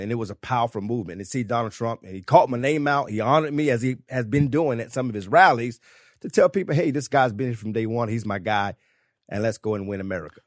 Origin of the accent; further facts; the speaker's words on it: South Carolina, United States; I am from South Carolina